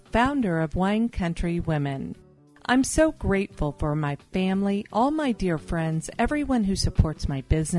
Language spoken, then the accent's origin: English; United States; I'm thankful for my health, prosperity, and for being an American and living in one of the greatest countries in the world.